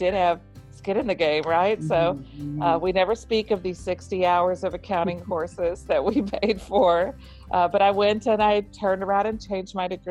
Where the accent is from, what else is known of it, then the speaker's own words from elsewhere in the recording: Texas, United States; I grew up in Texas in the United States.